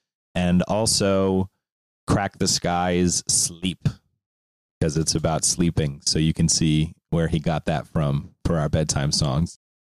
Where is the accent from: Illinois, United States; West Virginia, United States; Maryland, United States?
Maryland, United States; where we grew up in Maryland